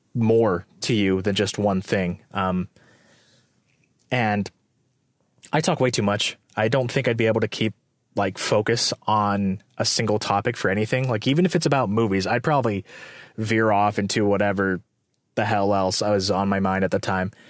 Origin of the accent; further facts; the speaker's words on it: Morgan Hill, California, United States; moved away; Morgan Hill or, like, my hometown and living in the Bay Area